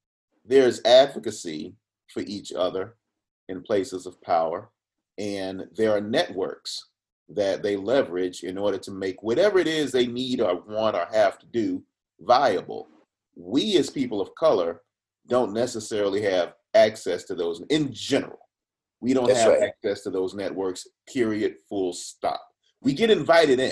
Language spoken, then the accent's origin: English; Georgia, United States; I grew up in the South. You know, I'm a Georgia boy. I'm a Southern gentleman born and bred